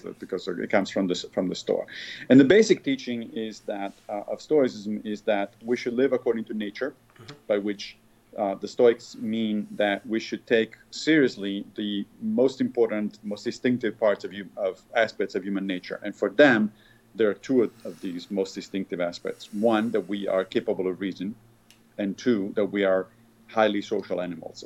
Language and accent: English; Rome, Lazio, Italy; when I was a kid, I grew up in the Catholic in Rome, and I grew up in the Catholic Church